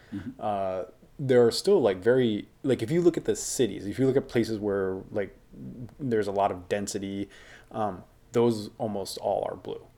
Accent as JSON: {"language": "English", "country": "United States"}